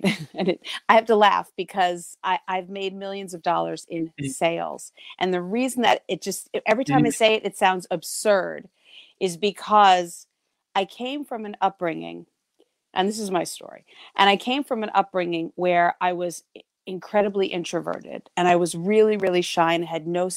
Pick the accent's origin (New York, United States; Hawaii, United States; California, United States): New York, United States; also born or lived in New England; I am from New York, or as they say around here, New York, and I live in the metro. I'm downstate near the city